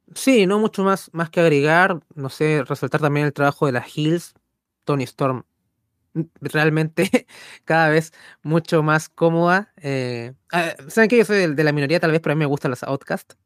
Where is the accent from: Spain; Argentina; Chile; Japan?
Chile; nunca nos sentimos tan contentos de ser chilenos.